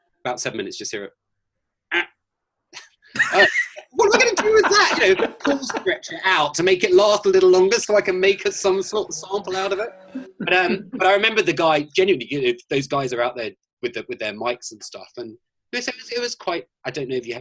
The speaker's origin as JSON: {"language": "English", "region": "Scotland", "country": "United Kingdom", "moved": "yes", "lives_now": "Los Angeles, United States", "said": "I'm from Scotland."}